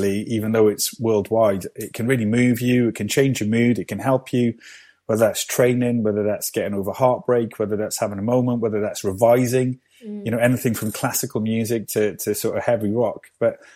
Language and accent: English; Cardiff, Wales, United Kingdom; born and raised in Cardiff